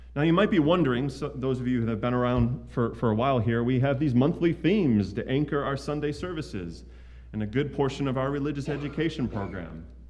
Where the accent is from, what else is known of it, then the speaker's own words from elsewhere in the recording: United States; as an American